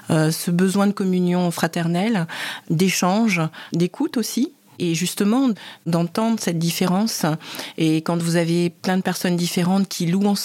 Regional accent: Cameroon; et c'est pas du tout à ma voix que vous pouvez constater que je suis camerounaise.

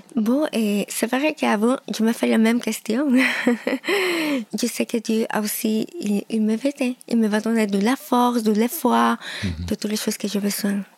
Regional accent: Lima, Peru; French is a second language; moved away; Oui, je suis péruvienne. Je suis née à Lima

